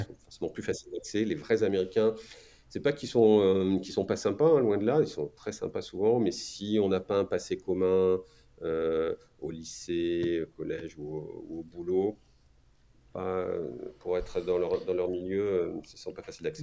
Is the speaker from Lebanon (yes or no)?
no; France; moved away as an adult; also born or lived in New York; en tant que Français